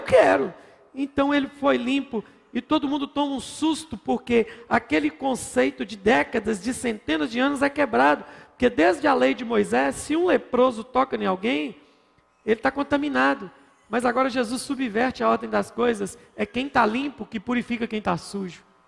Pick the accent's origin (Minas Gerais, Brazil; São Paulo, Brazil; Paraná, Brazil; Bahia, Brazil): Minas Gerais, Brazil; como bom mineiro que sou